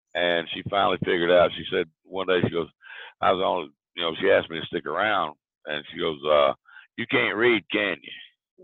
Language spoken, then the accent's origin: English; Big Stone Gap, Virginia, United States; accent: southern; moved away; also born or lived in Florida; I grew up in a small town called Big Stone Gap, Virginia